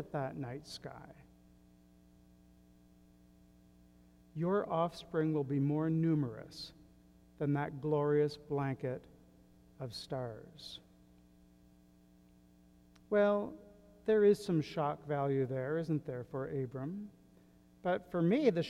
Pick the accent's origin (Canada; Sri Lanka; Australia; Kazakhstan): Canada; southwestern tip of Nova Scotia; My hometown on the southwestern tip of Nova Scotia is a fairly insignificant place now